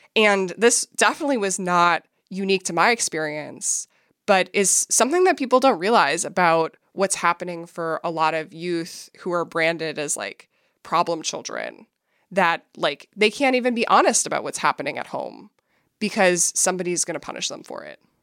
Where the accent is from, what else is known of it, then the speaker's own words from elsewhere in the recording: Minneapolis, Minnesota, United States; I grew up in Minneapolis